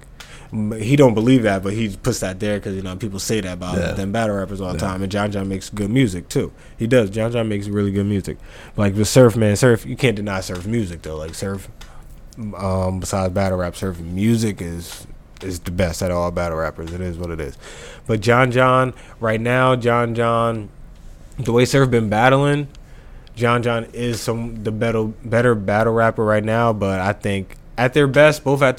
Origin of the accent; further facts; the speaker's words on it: United States; us Americans